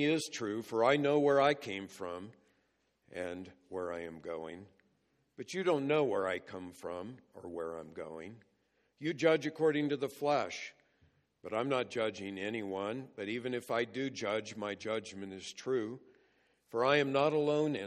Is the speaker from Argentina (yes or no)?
no; California, United States; I grew up in California